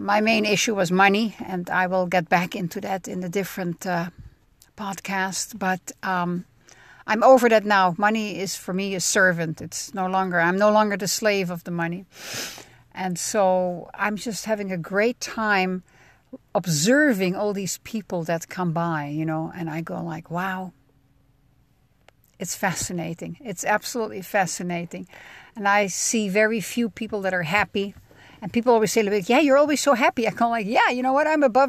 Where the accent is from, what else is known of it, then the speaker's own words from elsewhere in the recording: Netherlands; now in United States; I mean, I'm a cheesehead from the Netherlands, and I demo cheese made in America by an Italian company.